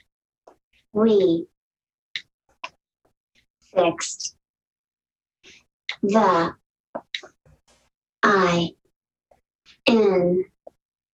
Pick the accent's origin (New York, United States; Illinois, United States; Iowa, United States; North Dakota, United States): Iowa, United States; Decorah; also born or lived in Whitewater, Wisconsin; I'm from Decorah, Iowa